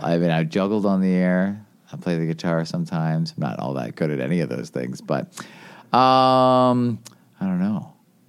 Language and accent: English; Elora, Ontario, Canada; moved away as an adult; also born or lived in Toronto / upstate New York; now in Milwaukee, United States; my hometown of Elora, Ontario